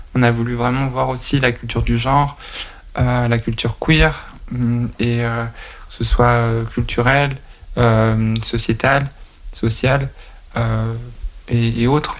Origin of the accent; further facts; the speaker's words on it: Nantes, Pays de la Loire, France; je suis originaire de Nantes